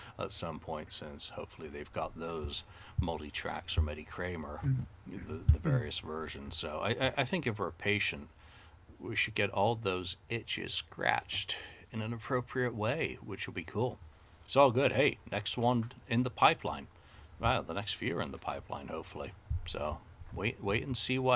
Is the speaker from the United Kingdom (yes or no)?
yes; United Kingdom; as a Brit